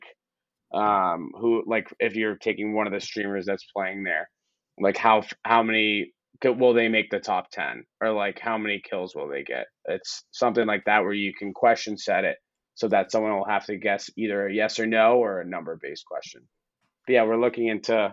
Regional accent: Boston, Massachusetts, United States; moved away; I'm from Boston originally, so I'm a Pats fan.

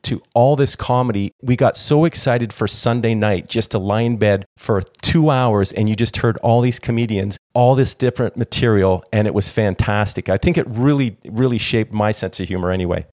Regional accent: Toronto, Ontario, Canada; I grew up in Toronto, Canada

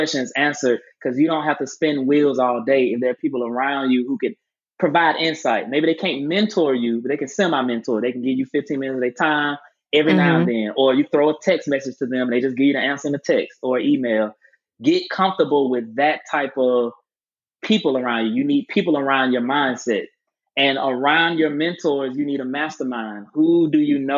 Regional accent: Albany, Georgia, United States; moved away as an adult; now in Atlanta, United States; I specifically went back to my hometown and bought property on the same side of town both of my grandparents' houses are

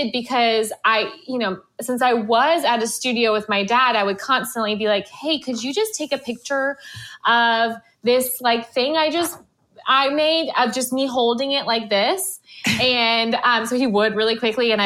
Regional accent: Florida, United States; I'm from Florida

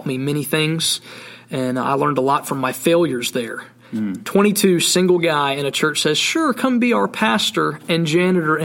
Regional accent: the South, United States; moved away as an adult; now in Montana, United States; Growing up in the South, you had churches on every corner

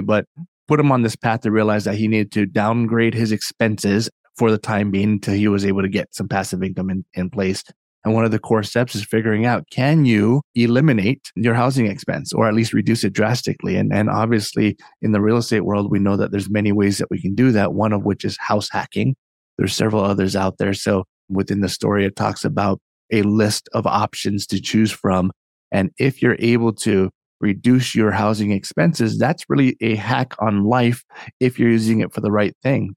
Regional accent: Hawaii, United States; now in Northern Virginia, United States; I'm from Hawaii originally, and so my, my story, uh, kinda origin starts there. I grew up in a very, um, entrepreneurial family.

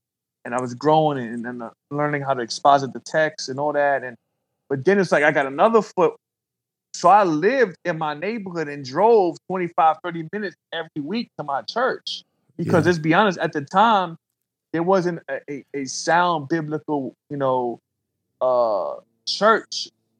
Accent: New York, United States; you know, growing up in New York, I heard that statement, like, yo, I'm about to hug the block.

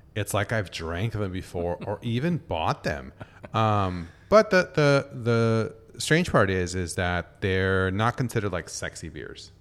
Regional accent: San Diego, California, United States; now in Tokyo, Japan; my hometown, San Diego

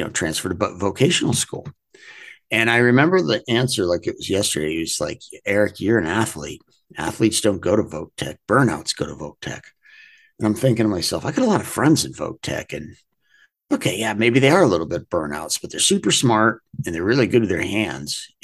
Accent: Portland, Maine, United States; moved away; I grew up in Portland, Maine, a very blue collar area at the time.

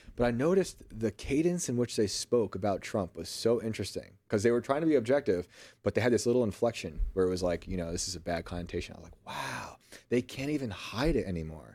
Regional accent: United States; accent: Yankee; my Yankee accent

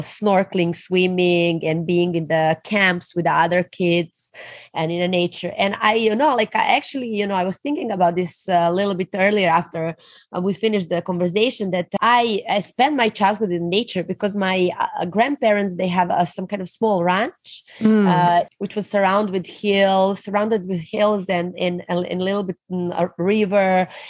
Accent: Serbia; So I'm actually born in ex-Yugoslavia. And we unfortunately, you know, fall apart as a country like 20 years ago. But I grew up in a communist family.

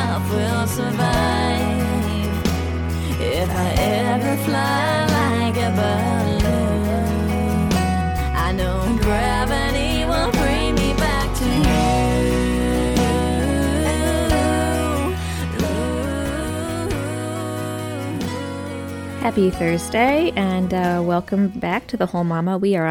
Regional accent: Michigan, United States; now in Tennessee, United States; I'm from Michigan, so up north

